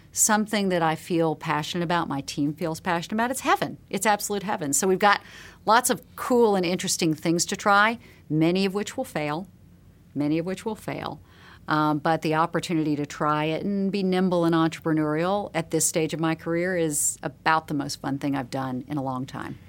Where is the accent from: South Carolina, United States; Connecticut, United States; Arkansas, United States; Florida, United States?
South Carolina, United States; Charleston; a girl growing up in Charleston, South Carolina, the sixties and the seventies